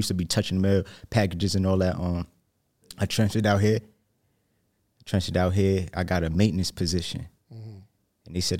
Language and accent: English; New Jersey, United States; Jersey. I'm from Jersey. Yeah, not lie.